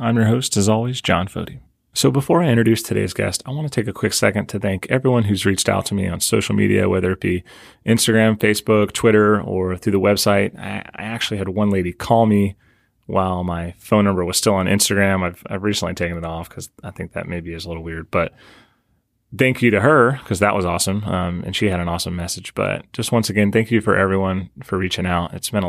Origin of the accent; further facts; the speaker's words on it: Tennessee, United States; I'm from Tennessee, so I'm only here for work